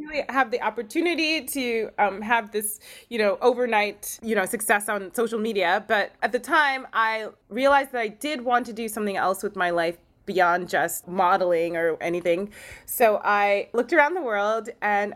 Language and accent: English; Maryland, United States; moved away; also born or lived in California; my home state of Maryland. I moved back to Maryland